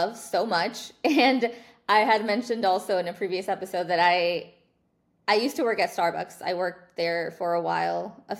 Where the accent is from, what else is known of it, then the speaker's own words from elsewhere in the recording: Dallas, Texas, United States; I was born and raised in Dallas